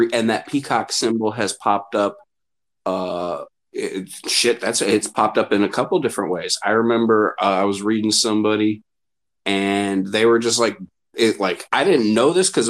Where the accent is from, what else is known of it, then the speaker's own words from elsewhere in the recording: Minneapolis, Minnesota, United States; I'm from Minneapolis, you know, we know Somali people just from mm-hmm. living here